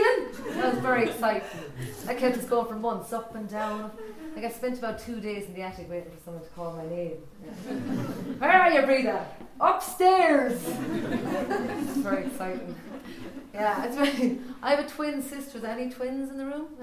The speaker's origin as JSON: {"language": "English", "town": "Ballinasloe", "region": "Connacht", "country": "Ireland", "tie": "born or raised there", "moved": "yes", "said": "I am a from Ballinasloe, County Galway, a farmer's daughter from Ballinasloe"}